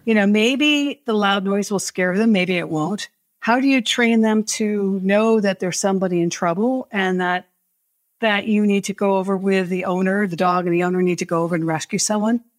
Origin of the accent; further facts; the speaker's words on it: New Hampshire, United States; I grew up in New Hampshire